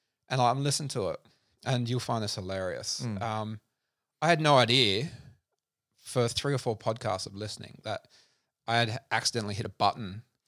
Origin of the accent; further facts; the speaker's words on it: South Australia, Australia; also born or lived in Adelaide; So originally born in Adelaide, lived in country South Australia from 7 to 17.